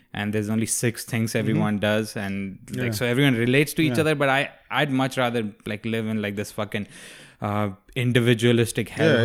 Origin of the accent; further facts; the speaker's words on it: New York, United States; Where are you from? I'm from New York.